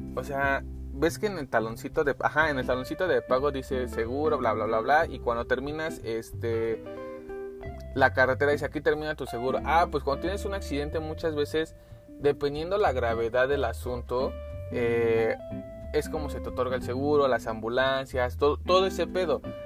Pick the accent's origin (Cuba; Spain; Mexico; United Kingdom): Mexico; Mexico City; aquí en la Ciudad de México como buen chilango